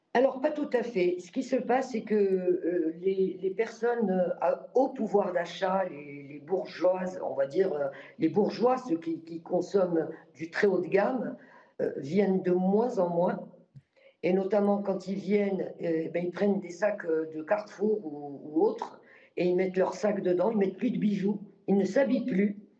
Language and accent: French; Morocco; moved away as an adult; now in France; je suis né moi-même au Maroc et j'ai vécu le tiers-monde déjà. Et je suis revenu en France à l'âge de 18 ans.